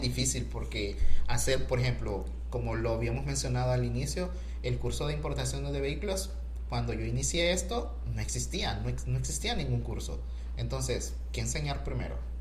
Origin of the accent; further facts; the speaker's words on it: Honduras; Yo soy hondureño